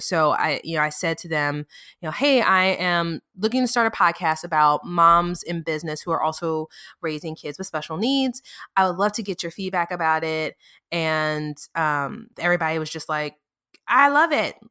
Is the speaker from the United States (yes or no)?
yes; New Orleans, Louisiana, United States; also born or lived in north of Dallas, Texas; now in Dallas area, United States; I'm from New Orleans, I live, you know, just north of Dallas